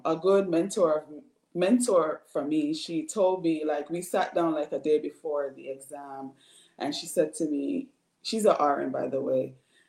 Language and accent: English; Bridgeport, Connecticut, United States; I'm from Bridgeport, Connecticut.